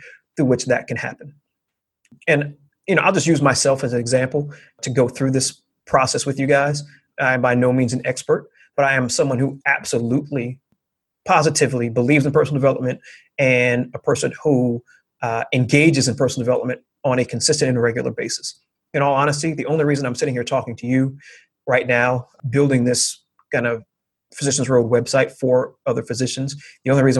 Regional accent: New York, United States; I was raised with a certain set of expectations and a certain set of thought processes growing up in New York

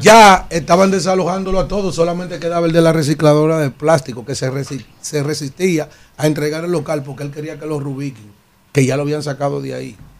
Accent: San Cristóbal, Dominican Republic; moved away; Yo estoy tan perdido de mi pueblo, de San Cristóbal

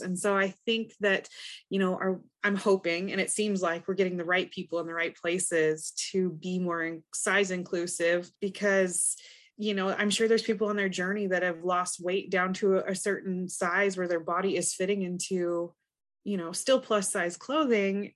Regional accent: Montana, United States; I'm from Montana

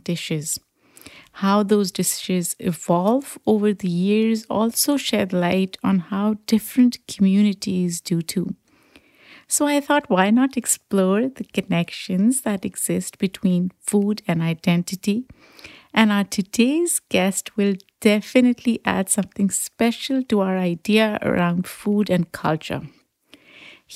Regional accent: Pakistan; moved away as an adult; now in United States; growing up in Pakistan

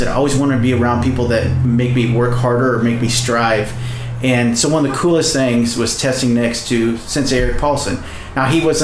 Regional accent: Rock Island, Illinois, United States; also born or lived in Moline, Illinois; now in Minneapolis, United States; So I grew up in Northwest Illinois. It's called the Quad Cities. I grew up in Rock Island and Moline.

